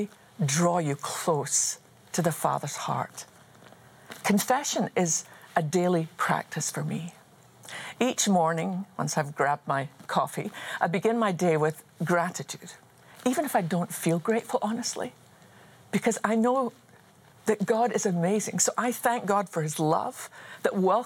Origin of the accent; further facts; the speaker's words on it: Scotland, United Kingdom; I was just a wee girl growing up in Scotland